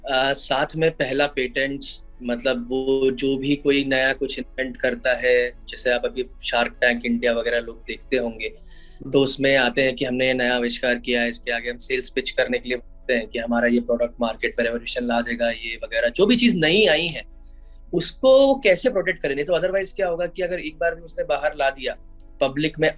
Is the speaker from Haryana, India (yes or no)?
no; Bhopal, Madhya Pradesh, India; आ, मेरा जन्म भोपाल मध्य प्रदेश में हुआ जो कि एक टीयर टू सिटी है